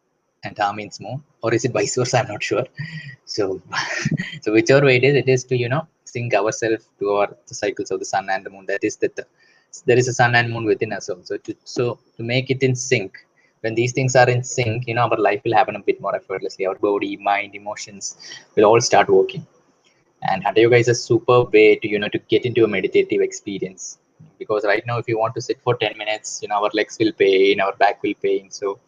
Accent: Kolkata, West Bengal, India; I'm from Calcutta.

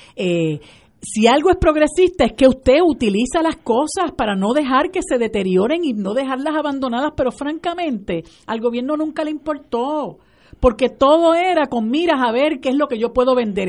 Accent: Puerto Rico; nosotros como puertorriqueños

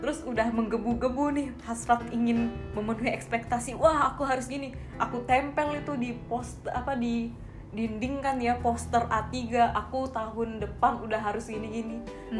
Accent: Bali, Indonesia; aku asli Bali

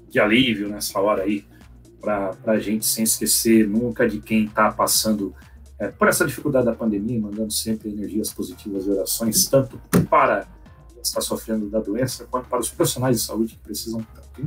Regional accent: São Paulo, Brazil; born there; Eu sou de coração porque nasci em São Paulo, mas de pai e mãe joinvilense

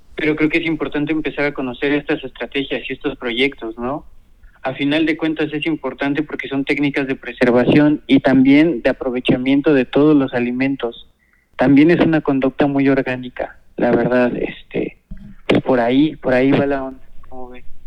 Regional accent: Puebla, Mexico; also born or lived in Guadalajara; soy originario de aquí de Puebla. Eh, nací aquí en Puebla

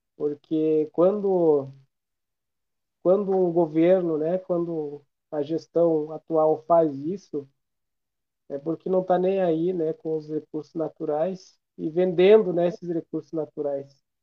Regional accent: Brazil; somos nós, brasileiros

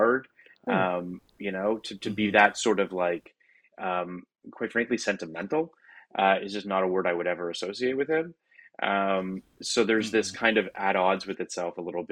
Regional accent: Toronto, Ontario, Canada; moved away; I'm from Toronto originally

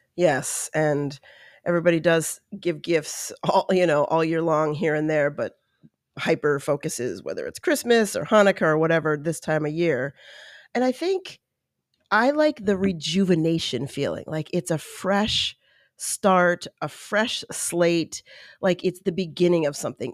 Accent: East Coast, United States; now in California, United States; I was born on the East Coast.

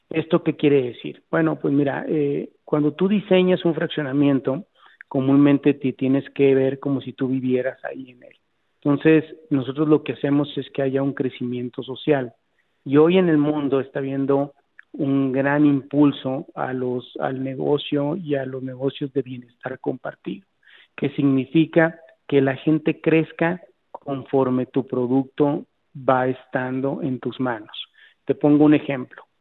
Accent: Mexico; pues soy la única mexicana que salió ahí en un ranking que tiene más de seis años.

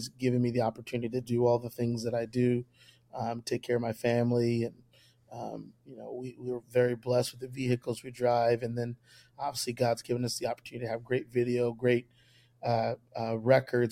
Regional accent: Indianapolis, Indiana, United States; also born or lived in Madison, Wisconsin; now in Columbus, United States; My dad's a full-time evangelist for the United Pentecostal Church. He's been evangelizing close to 32, 33 years, something like that. For when he initially decided to settle down, we settled down as a family in Indianapolis, Indiana. I grew up at Calvary Tabernacle

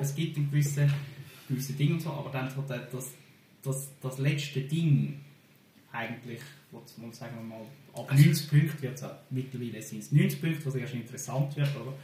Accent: Zürcher Weinland, Zurich, Switzerland; ich bin in Zürcher Wieland geboren

